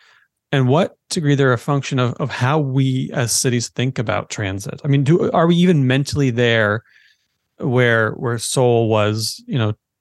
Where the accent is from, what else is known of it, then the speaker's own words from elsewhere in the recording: Peterborough, Ontario, Canada; I grew up in Peterborough.